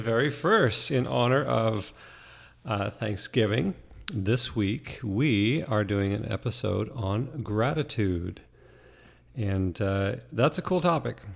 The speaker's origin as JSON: {"language": "English", "country": "Canada", "tie": "born or raised there", "moved": "yes", "lives_now": "Arizona, United States", "said": "growing up in Canada"}